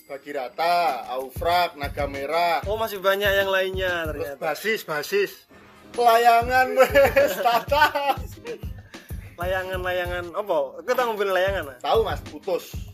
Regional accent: Java, Indonesia; berhubung kita kan orang Jawa semua ya.

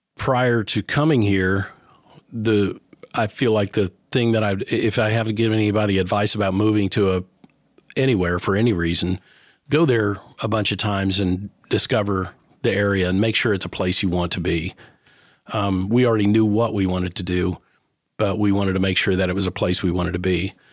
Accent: New Knoxville, Ohio, United States; moved away as an adult; now in Nashville, United States; my hometown or actually a town where I grew up, which was a teeny tiny little town that still exists. It's called New Knoxville, Ohio.

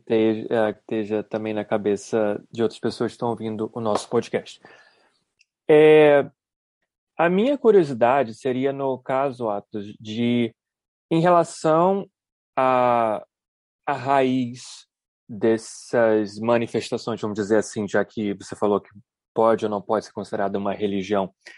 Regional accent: Brazil; por ter nascido e crescido no Brasil

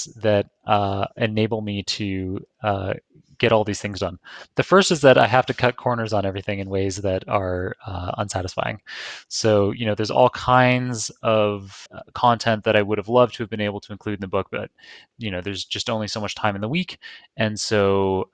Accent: Toronto, Ontario, Canada; now in New York, United States; I live in New York, but I'm from Toronto

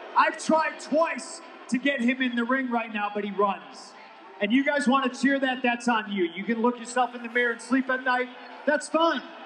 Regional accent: Chicago, Illinois, United States; my hometown, Chicago, Illinois

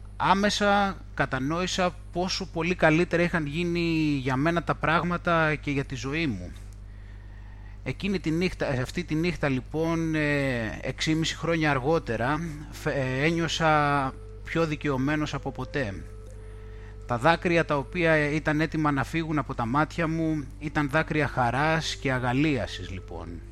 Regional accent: Greece; moved away as an adult; now in United Kingdom; για όλο τον καιρό που βρίσκομαι στην ε, Βρετανία από τότε που μετακόμισα από την Ελλάδα

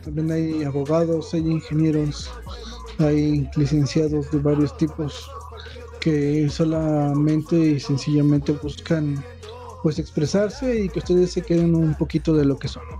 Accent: Tultepec, State of Mexico, Mexico; yo he eh, estado en algunos centros de acopio que se han montado precisamente aquí en la concha acústica de Tultepec.

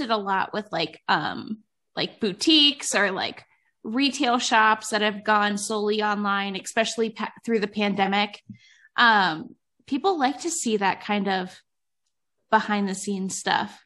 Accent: Cleveland, Ohio, United States; now in Northern Nevada, United States; I moved to Northern Nevada. Um, I'm originally from Cleveland

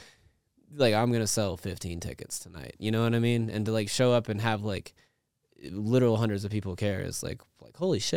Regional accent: Amarillo, Texas, United States; I grew up in Amarillo, Texas, and there was no dubstep in Amarillo, Texas

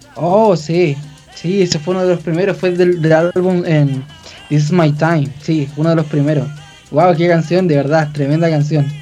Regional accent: Chile; aquí en mi país

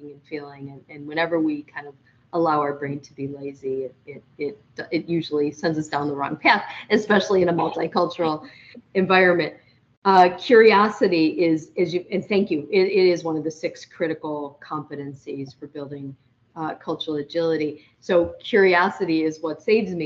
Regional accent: United States

